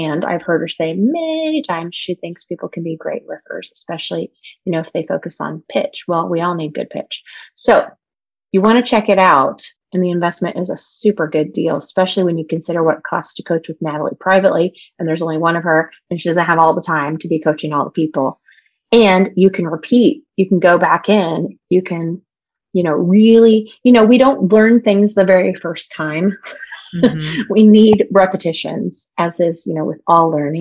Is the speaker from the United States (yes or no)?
yes; Indianapolis, Indiana, United States; now in Portland, United States; I'm from Indianapolis originally